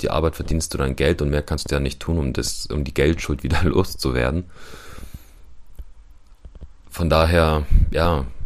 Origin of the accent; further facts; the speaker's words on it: Ukraine; German is a second language; now in Germany; Ich bin auch Ukrainer und ja, ich kenne Ukrainer dort.